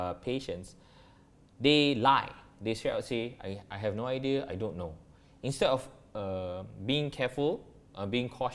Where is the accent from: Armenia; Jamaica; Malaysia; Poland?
Malaysia; I'm a Malaysian